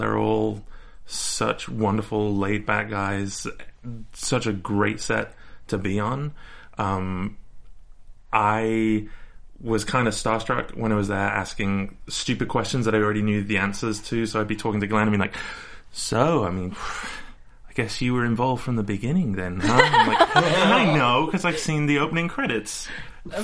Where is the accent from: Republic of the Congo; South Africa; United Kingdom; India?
United Kingdom; moved away as an adult; now in Los Angeles, United States; I'm British. I'm British. I promise, I'm British.